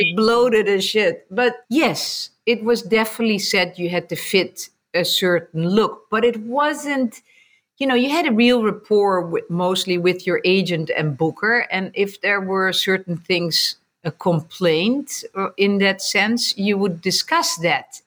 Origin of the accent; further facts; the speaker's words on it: Netherlands; moved away as an adult; also born or lived in America; now in United States; growing up in Holland, um, born and raised